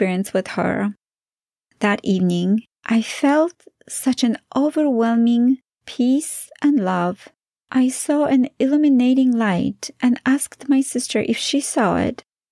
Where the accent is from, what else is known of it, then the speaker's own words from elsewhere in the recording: Poland; English is a second language; moved away as an adult; also born or lived in Utah, United States; now in United States; growing up in Poland